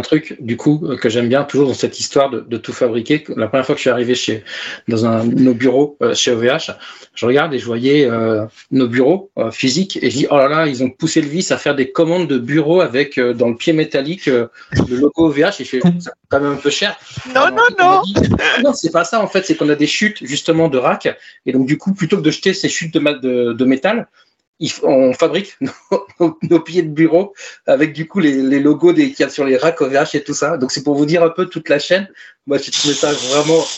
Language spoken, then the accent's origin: French; Tours, Centre-Val de Loire, France; à Tours, ma ville d'origine.